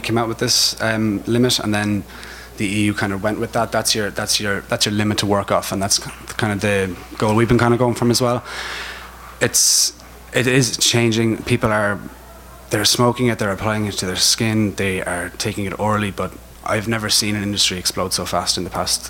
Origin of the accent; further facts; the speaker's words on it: Ireland